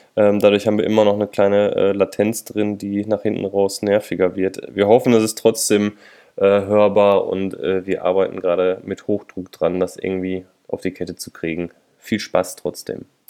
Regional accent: Bochum, North Rhine-Westphalia, Germany; ich komme aus Bochum.

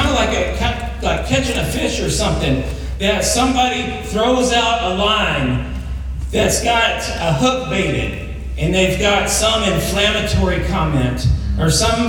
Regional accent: Douglas, United States; moved away; I'm from Douglas. I grew up in a town that got a blinking yellow light in the 5th grade

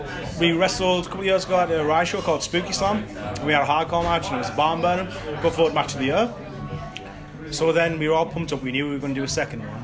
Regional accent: Hartlepool, North East England, United Kingdom; I'm originally from Hartlepool

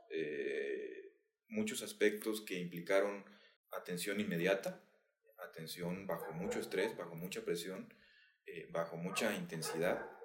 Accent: San Juan del Río, Querétaro, Mexico; sanjuanense, eh, soy queretano, eh, mexicano, orgullosamente. He tenido una, una vida de, de diferentes aspectos, he vivido en diferentes lugares

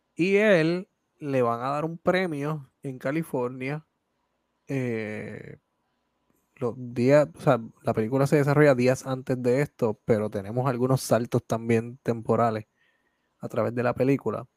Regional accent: Puerto Rico; como puertorriqueño y como puertorriqueño que hace arte en su país

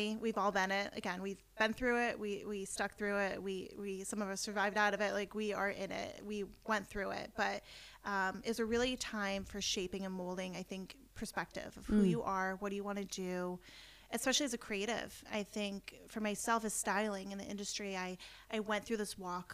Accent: upstate New York, United States; moved away as an adult; also born or lived in Los Angeles; now in New York City, United States; I am originally from upstate New York area and currently live in the New York City surrounding areas now for a little over a decade

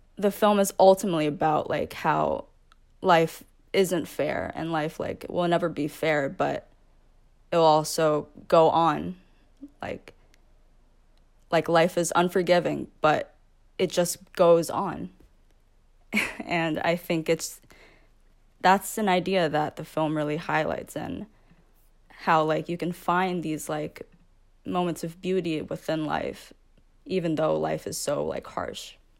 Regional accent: New York, United States; born and raised in America and in a majority white county in New York

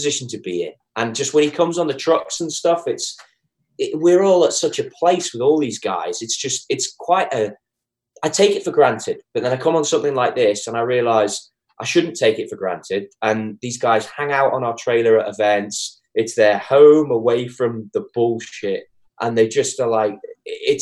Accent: Liverpool, North West England, United Kingdom; moved away; me from Liverpool, England

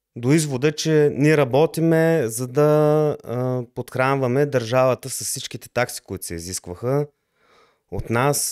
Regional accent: Lovech, Lovech Province, Bulgaria; moved away as an adult; also born or lived in Levski, Bulgaria; now in Germany; Роден съм в България, в град Левски, но доста от по-голямата част от живота ми съм живял в град Ловеч.

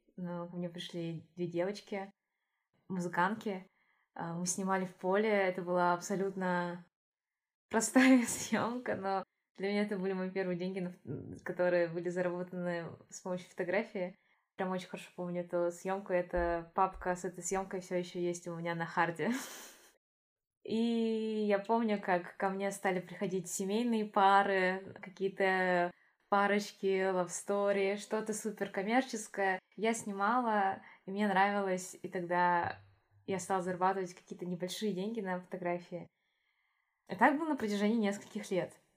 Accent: Yakutia, Sakha Republic, Russia; moved away as an adult; now in Moscow, Russia; Я из Якутии.

